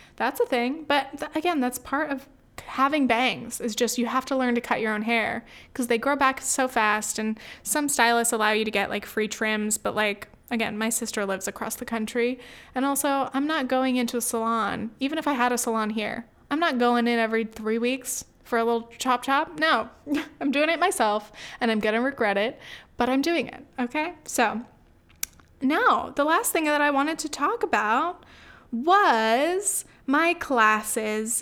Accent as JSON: {"language": "English", "country": "United States", "said": "my family, I guess, on both sides has lived in the U S, uh, for generations"}